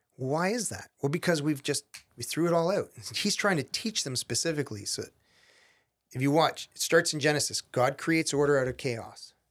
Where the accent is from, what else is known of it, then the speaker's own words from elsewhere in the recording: Canada; I'm Canadian.